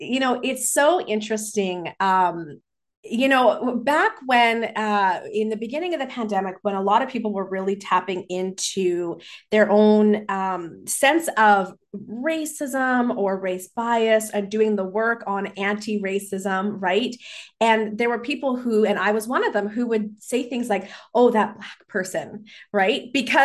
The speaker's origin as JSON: {"language": "English", "town": "Vancouver", "region": "British Columbia", "country": "Canada", "tie": "born or raised there", "said": "growing up in Vancouver in British Columbia. How can I not be an avid hiker?"}